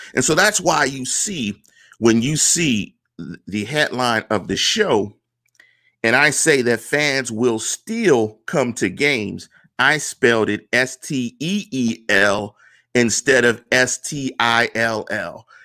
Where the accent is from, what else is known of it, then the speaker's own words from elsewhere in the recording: Pittsburgh, Pennsylvania, United States; because I'm from Pittsburgh.